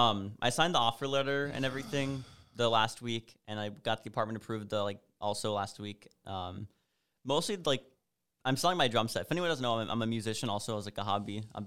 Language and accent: English; Alaska, United States; moved away; also born or lived in Washington / Chicago; because I'm originally from Alaska, then moved to Washington, then Chicago, then here, and now I'm glad to be going like back up and like have cold weather and snow and stuff.